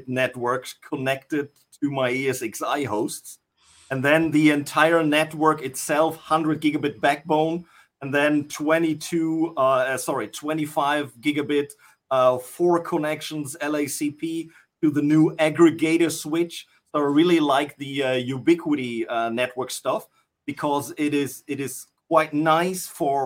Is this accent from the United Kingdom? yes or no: no; North Rhine-Westphalia, Germany; I'm from good old Germany